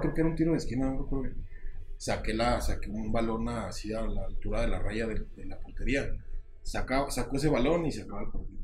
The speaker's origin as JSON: {"language": "Spanish", "region": "State of Mexico", "country": "Mexico", "tie": "born or raised there", "also_born_or_lived": "Chihuahua / Ciudad Juárez", "moved": "yes", "said": "de donde soy yo, soy nativo del Estado de México"}